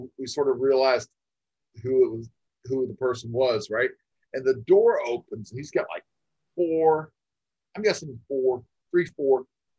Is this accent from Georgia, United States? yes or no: no; Florida, United States; moved away as an adult; now in Arizona, United States; And I'm from Florida. I lived in Arizona for the last 20 years or so, but at the time growing up in Florida, they would come through my hometown